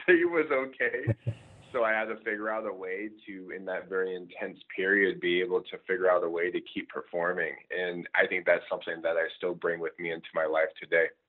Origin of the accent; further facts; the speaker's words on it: Scottsdale, Arizona, United States; moved away as an adult; also born or lived in Michigan; I'm actually originally from Scottsdale, Arizona